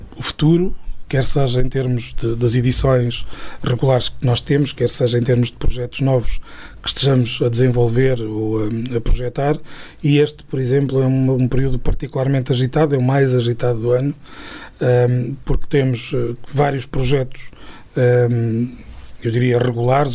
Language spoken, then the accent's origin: Portuguese; Trás-os-Montes, Portugal; moved away as an adult; also born or lived in Coimbra; eu fui uma pessoa desde sempre muito ligada a, às minhas raízes e à minha terra em particular mesmo quando estive fora durante fora quando digo fora digo fora mesmo uhum. da, da, região durante 13 anos